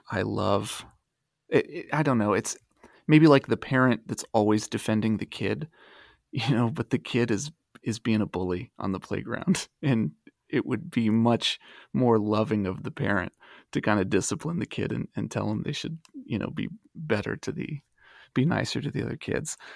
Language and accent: English; Dayton, Ohio, United States; moved away; I was born and raised in Dayton, Ohio, and I live there again